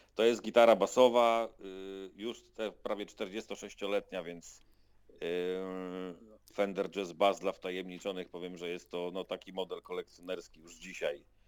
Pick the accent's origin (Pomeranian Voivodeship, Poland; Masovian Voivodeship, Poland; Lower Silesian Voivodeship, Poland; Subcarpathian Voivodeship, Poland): Subcarpathian Voivodeship, Poland; Krosno; Urodziłem się w Krośnie. 46 prawie lat temu